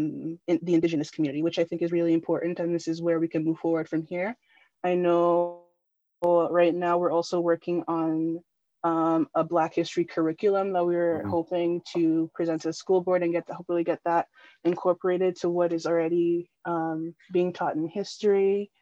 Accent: Nigeria; now in Canada; So I'm a diaspora kid. I'm from Nigeria, but I'm living in the diaspora in Canada.

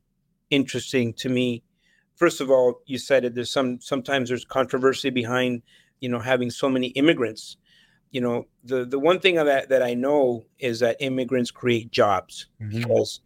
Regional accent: El Salvador; born there; moved away; I was born in El Salvador, mm-hmm, in the 70s. And during that time, there was a civil war. I was actually in two different civil wars in Latin America.

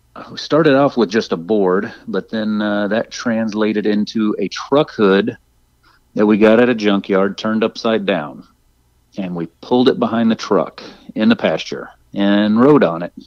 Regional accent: Arcadia, Florida, United States; my hometown, Arcadia, Florida, which not many people have heard

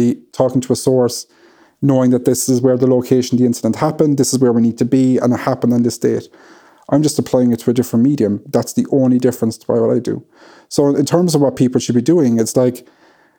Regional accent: Ireland; being Irish

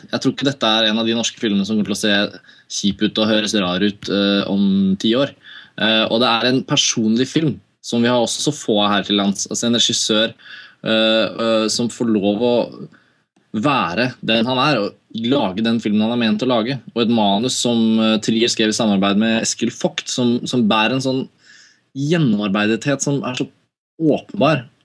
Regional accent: Oslo, Norway; Så kan jeg si sånn var det da jeg vokste opp i Oslo.

